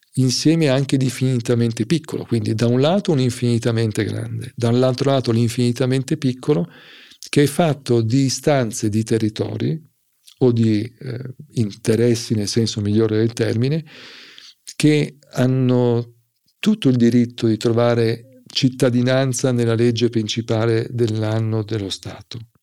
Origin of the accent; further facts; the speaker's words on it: Milan, Lombardy, Italy; sono milanese